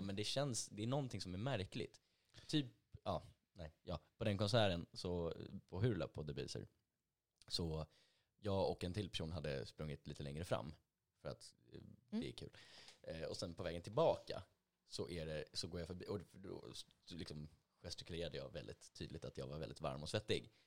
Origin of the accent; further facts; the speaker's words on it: Täby, Stockholm County, Sweden; Täby där jag är ifrån.